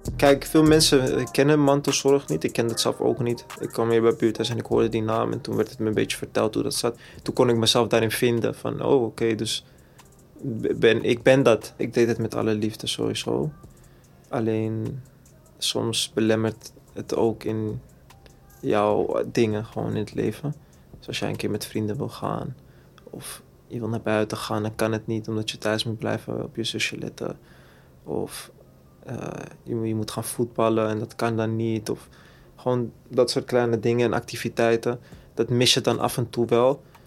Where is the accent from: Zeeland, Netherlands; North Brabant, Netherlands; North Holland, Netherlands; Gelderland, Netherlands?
North Holland, Netherlands; Amsterdam; ik ben geboren en getogen in Amsterdam-Zuid, rivierenbuurt